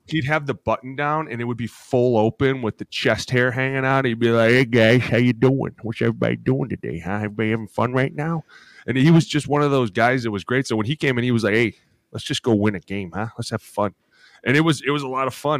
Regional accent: Cleveland, Ohio, United States; I grew up in Cleveland.

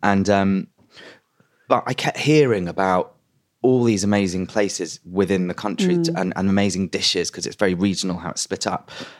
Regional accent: London, United Kingdom; So I grew up in London, and on the Edgware Road there's a massive Lebanese community.

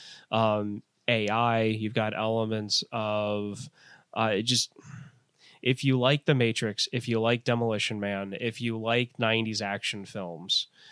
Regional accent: St. Louis, Missouri, United States; growing up in St. Louis and being a huge baseball fan

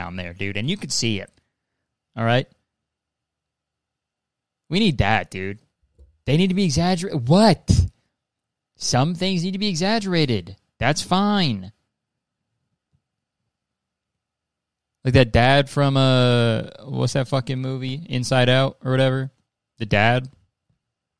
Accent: Canada; I'm Canadian

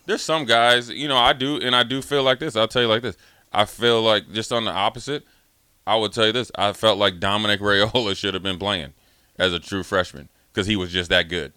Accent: Minnesota, United States; also born or lived in Washington, D.C.; I'm from Minnesota, but all my roots are in, from D C

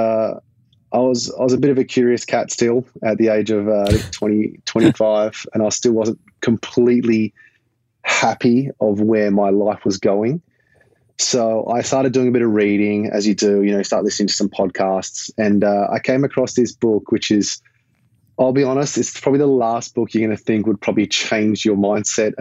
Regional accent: Perth, Western Australia, Australia; moved away; Growing up in Perth, I absolutely loved it. I still do. I miss home every day

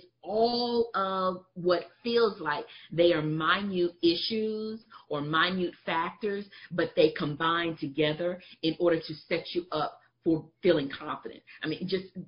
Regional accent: Texas, United States; I'm from Texas. I was about to say y'all. I can't get rid of the y'all

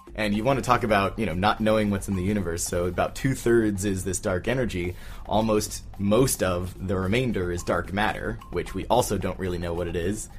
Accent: Southern California, United States; I grew up in Southern California

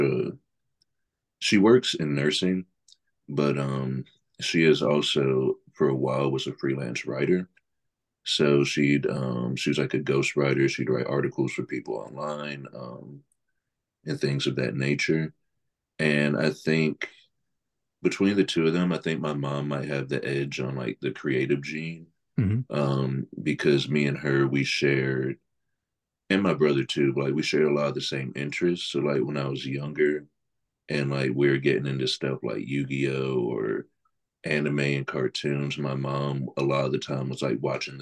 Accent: Greensboro, North Carolina, United States; born and raised in Greensboro, grew up here, went to school here.

